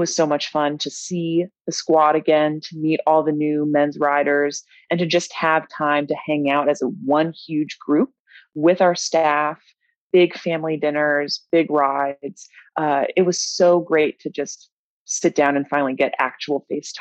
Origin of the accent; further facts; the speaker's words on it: Charlottesville, Virginia, United States; now in Richmond, United States; I am from Charlottesville, Virginia, but I live in Richmond now